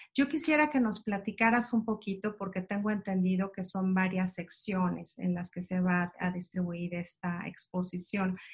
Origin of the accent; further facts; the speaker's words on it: Mexico; como mexicanos